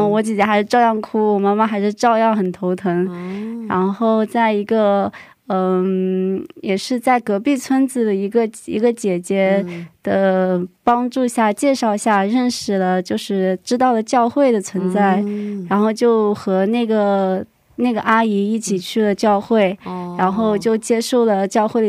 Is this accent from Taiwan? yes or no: no; Hangzhou, Zhejiang, China; now in South Korea; 嗯，我是杭州人，现在在韩国留学。